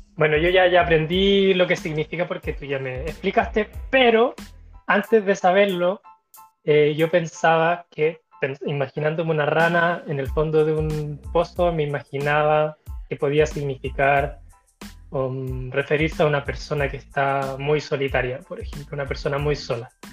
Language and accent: Spanish; Chile; de Chile